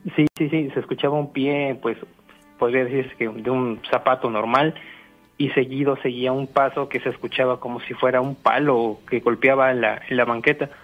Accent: Zapopan, Jalisco, Mexico; yo soy de Zapopan

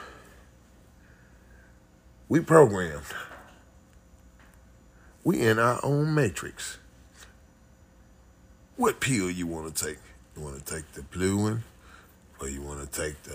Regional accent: United States

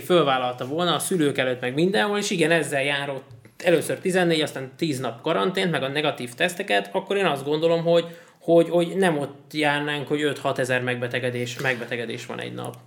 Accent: Hungary

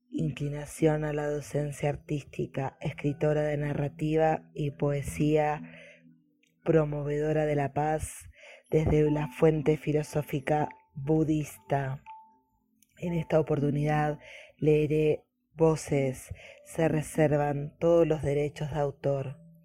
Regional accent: Buenos Aires, Argentina; de Argentina, Buenos Aires

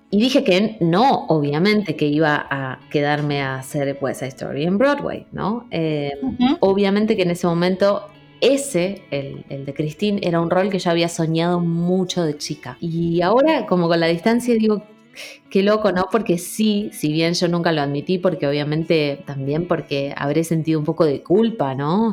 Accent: Rosario, Santa Fe, Argentina; also born or lived in Trelew; Yo nací en Treleu, si bien soy criada en Rosario.

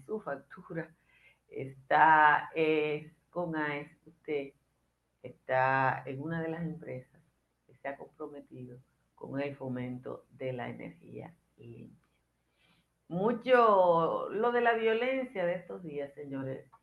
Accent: Dominican Republic; los dominicanos somos

